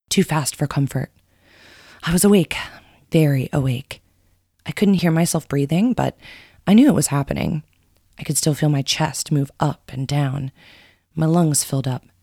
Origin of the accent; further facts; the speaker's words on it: Coconut Grove, Florida, United States; from Coconut Grove.